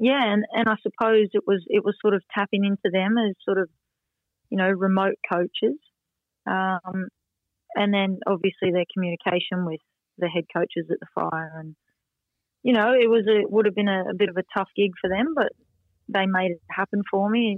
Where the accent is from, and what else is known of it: Queensland, Australia; born or raised there; moved away as an adult; also born or lived in Sunshine Coast, Australia; now in Leeds, United Kingdom